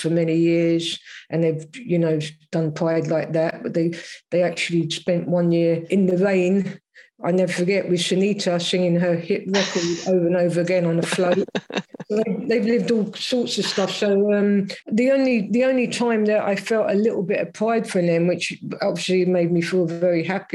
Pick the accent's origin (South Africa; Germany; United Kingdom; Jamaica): United Kingdom; London; I was brought up in South London